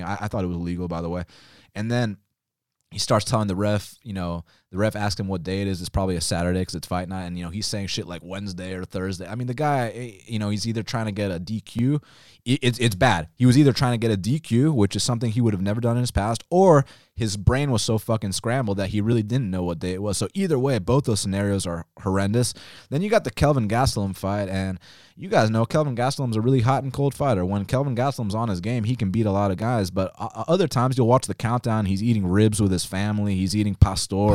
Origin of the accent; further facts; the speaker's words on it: Atlanta, Georgia, United States; I was born and raised in Atlanta, Georgia, um, lived here my whole life